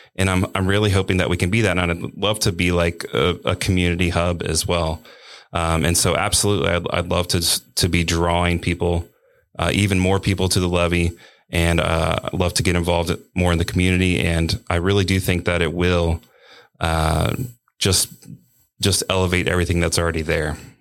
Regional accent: Cincinnati, Ohio, United States; I'm from Cincinnati

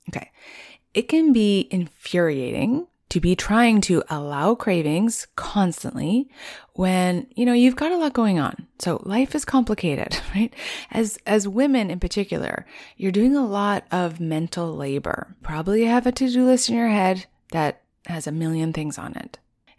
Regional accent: Rocky Mountains, United States; it's so different from where I grew up in the Rocky Mountains, which pretty much had winter 8 months of the year.

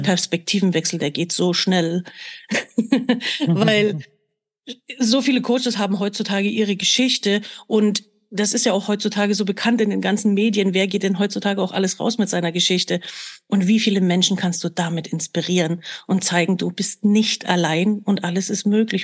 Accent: Germany; ich bin ja damals in der DDR geboren

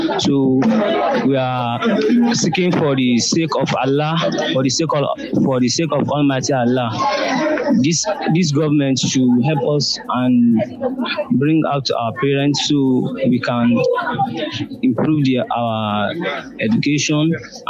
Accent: Nigeria; I'm from Rijazaki all the way.

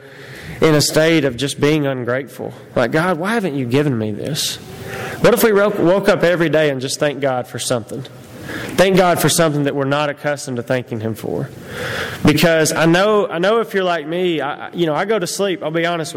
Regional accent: United States; I'm an American

